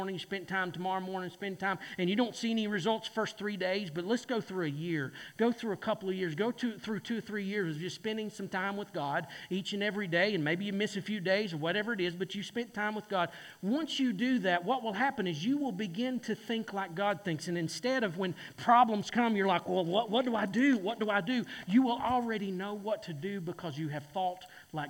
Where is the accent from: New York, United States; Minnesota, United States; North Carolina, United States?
North Carolina, United States; Boone; I'm from Boone, North Carolina